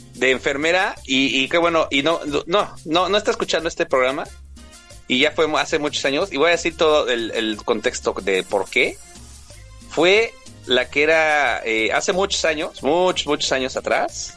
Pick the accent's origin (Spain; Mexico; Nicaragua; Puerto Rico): Mexico; estamos en mi México mágico